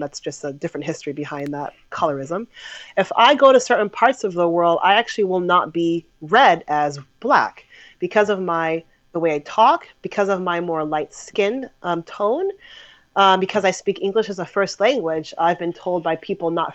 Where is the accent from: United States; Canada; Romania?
United States; I was born and raised in America